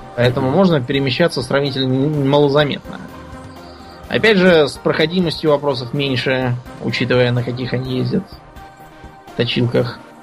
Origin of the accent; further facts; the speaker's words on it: Russia; я из России